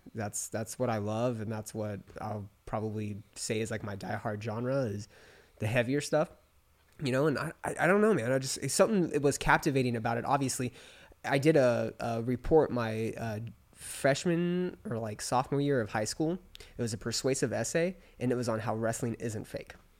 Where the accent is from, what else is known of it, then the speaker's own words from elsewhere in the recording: Palm Springs, California, United States; moved away as an adult; also born or lived in Orange County, California; I grew up in Palm Springs, California.